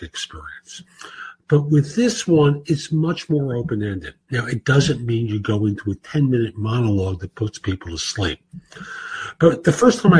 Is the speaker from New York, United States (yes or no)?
yes; New York City, New York, United States; growing up in New York, particularly in the Bronx